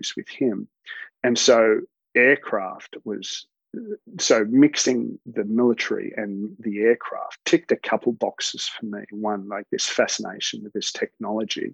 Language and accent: English; Melbourne, Victoria, Australia; also born or lived in Alice Springs / Ballarat; I grew up in a mix of places. Started off in Alice Springs, where my parents were teachers, and then we moved down to Melbourne. Did most of my schooling down in Melbourne